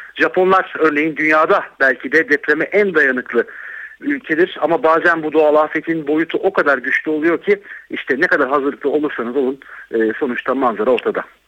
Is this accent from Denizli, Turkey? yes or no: no; Değirmendere, Kocaeli, Turkey; Değirmendereliyim ben. 17 Ağustos depreminin yıkımının ne olduğunu bilirim.